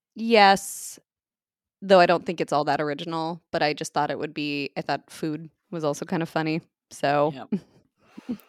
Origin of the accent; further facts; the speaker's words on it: United States; as an American on Thanksgiving